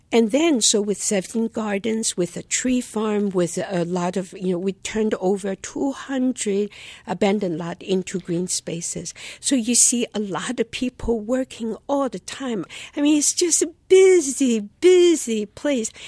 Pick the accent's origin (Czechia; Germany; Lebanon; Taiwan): Taiwan; also born or lived in China / North Philadelphia; now in Philadelphia, United States; born in China, growing up in Taiwan